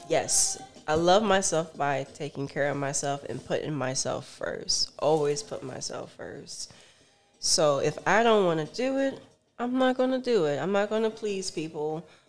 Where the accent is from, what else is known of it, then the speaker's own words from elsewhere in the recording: Miami Gardens, Florida, United States; I'm from Miami Gardens